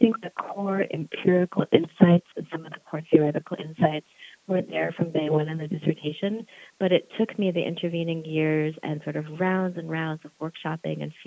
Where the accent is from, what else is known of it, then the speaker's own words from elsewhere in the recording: Charlottesville, Virginia, United States; my hometown here in Charlottesville, Virginia